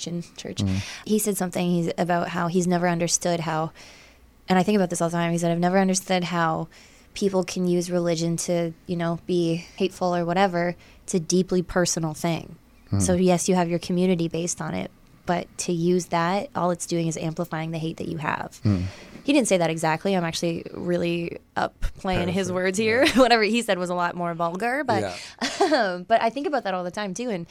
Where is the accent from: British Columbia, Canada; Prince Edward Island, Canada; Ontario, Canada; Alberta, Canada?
Ontario, Canada; Essex County; I'm from Essex